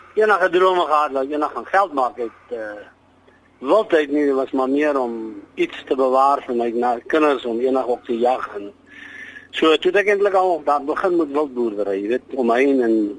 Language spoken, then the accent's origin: Afrikaans; Molopo, on the Botswana border, North West, South Africa; is gebore in die Malopo op die Botswana grens